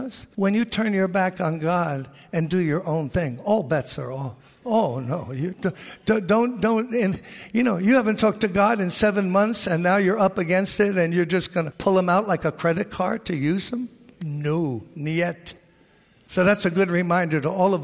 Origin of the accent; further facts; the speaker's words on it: New York City, New York, United States; I was born in Brooklyn, born and raised here.